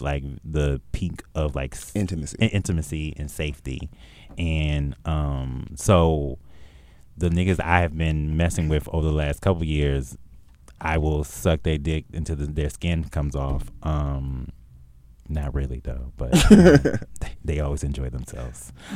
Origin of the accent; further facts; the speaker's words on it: Milwaukee, Wisconsin, United States; also born or lived in Chicago / Green Bay, Wisconsin; I grew up in Milwaukee, Wisconsin slash Chicago in Green Bay, Wisconsin